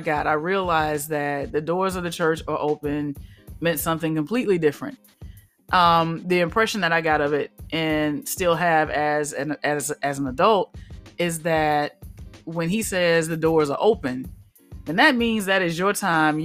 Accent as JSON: {"language": "English", "region": "Alabama", "country": "United States", "tie": "born or raised there", "said": "So I grew up in the South. Alabama, to be precise"}